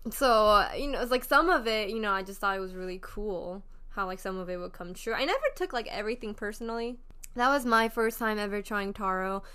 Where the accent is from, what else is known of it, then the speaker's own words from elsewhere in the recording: South Korea; moved away; growing up in Korea